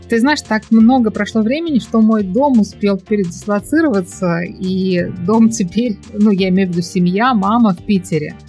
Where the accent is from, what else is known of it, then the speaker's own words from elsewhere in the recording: Tashkent, Uzbekistan; moved away as an adult; now in Malaysia; в Ташкенте, откуда я родом.